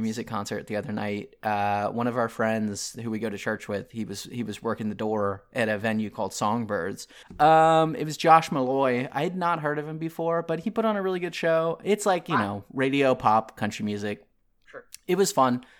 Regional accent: Maryland, United States; now in American South, United States; I grew up in Maryland

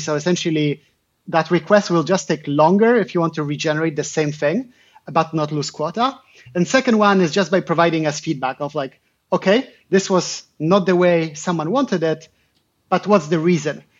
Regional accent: Poland; I'm originally from Poland

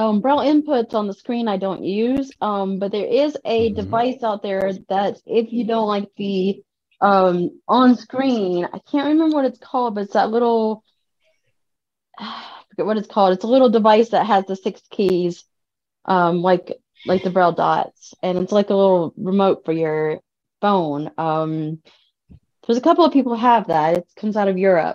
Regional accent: Cajun, Louisiana, United States; Well, French is my second language. I'm Cajun, so I learned that very early on

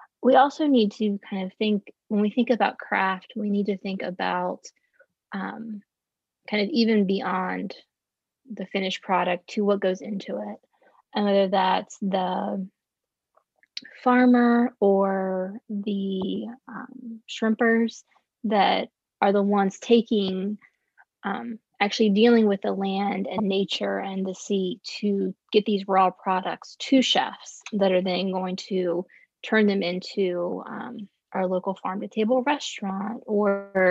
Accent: Virginia, United States; growing up in Virginia

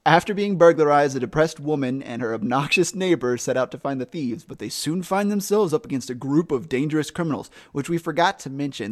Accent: South Carolina, United States; now in Ohio, United States; I'm from South Carolina

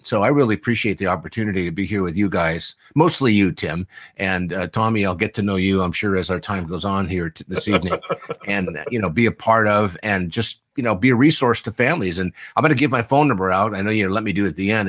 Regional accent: San Diego, California, United States; I grew up here in San Diego

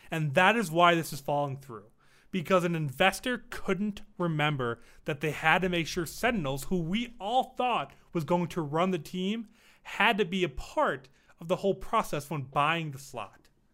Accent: Las Vegas, Nevada, United States; born or raised there

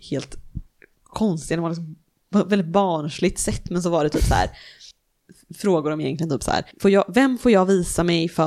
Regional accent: Sweden; de vet ju att jag är svensk

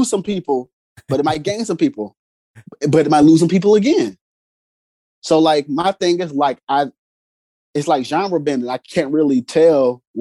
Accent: East St. Louis, Illinois, United States; now in Belleville, United States; I was born in Belleville, but like I'm from East St. Louis and I moved around the area

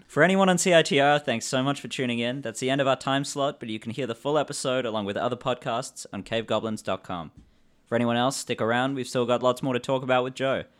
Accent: England, United Kingdom; now in Australia; I'm from England originally.

